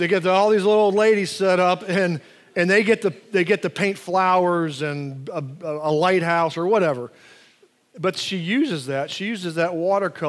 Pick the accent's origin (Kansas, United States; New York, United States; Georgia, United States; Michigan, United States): Georgia, United States; Atlanta; growing up in Atlanta